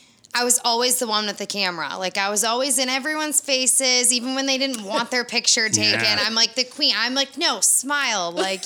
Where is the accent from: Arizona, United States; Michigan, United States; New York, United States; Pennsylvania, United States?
Michigan, United States; moved away as an adult; now in Florida, United States; born and raised in Michigan